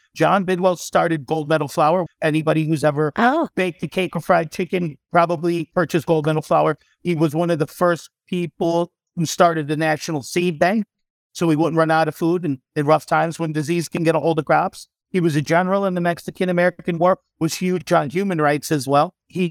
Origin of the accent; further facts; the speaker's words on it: Ireland; And us being two Irish Catholic boys that are a little bit alternative thinkers, we can relate to that too.